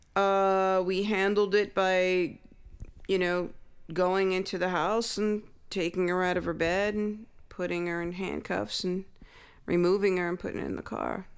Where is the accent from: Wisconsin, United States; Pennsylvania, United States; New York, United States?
New York, United States; New York City; I'm born and raised in Brooklyn, New York, and we're not like uh, oh uh, yeah, Canarsie.